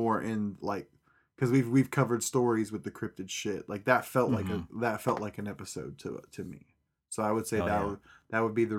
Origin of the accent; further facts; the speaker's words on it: Pratt, Kansas, United States; also born or lived in California; when I was a young... spry little child, we moved from California to Kansas. Kansas was a very big culture shock to me. We went to a small country type town, small little town in Pratt, Sawyer, Kansas.